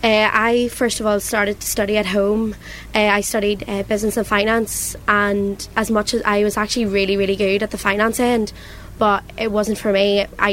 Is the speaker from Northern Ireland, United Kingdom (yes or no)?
yes; Newry, Northern Ireland, United Kingdom; I came from Newry. I came probably one of the only people that I knew coming that year.